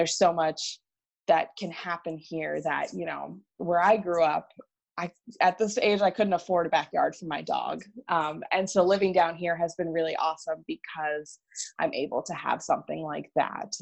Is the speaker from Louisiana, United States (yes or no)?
no; New Jersey, United States; moved away as an adult; also born or lived in Philadelphia area / Asia; now in Charlotte, United States; I am born and raised in New Jersey